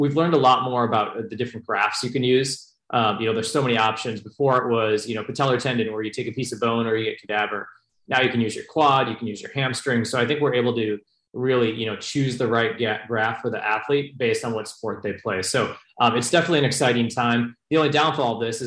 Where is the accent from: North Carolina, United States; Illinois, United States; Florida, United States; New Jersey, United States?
Illinois, United States; Chicago; now in Bay Area, United States; before college, I grew up in Chicago as a sports fan